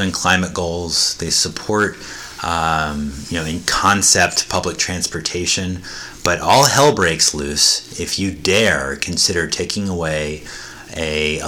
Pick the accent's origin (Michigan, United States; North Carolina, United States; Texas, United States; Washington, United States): North Carolina, United States; Chapel Hill; I grew up in Chapel Hill, North Carolina